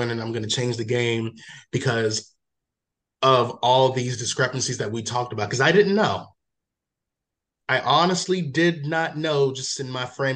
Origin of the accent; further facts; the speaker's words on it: Waldorf, Maryland, United States; also born or lived in Washington, District of Columbia, United States / Prince George's County, Maryland; Maryland, majority of my life, lived in PG for like 4 years, and then Charles County, Waldorf, Super Maryland